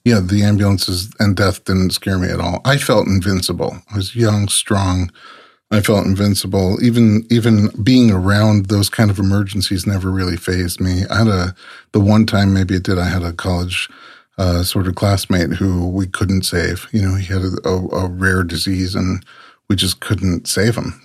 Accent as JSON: {"language": "English", "town": "New York City", "region": "New York", "country": "United States", "tie": "born or raised there", "also_born_or_lived": "Georgia / Nebraska", "moved": "as an adult", "said": "I, I grew up so sheltered in New York City"}